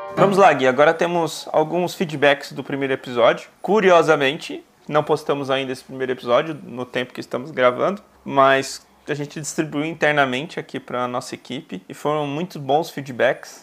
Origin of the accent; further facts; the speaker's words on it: São Paulo, Brazil; also born or lived in Bahia; eu vim com 11 meses, né? Então, na verdade, eu não criei sotaque baiano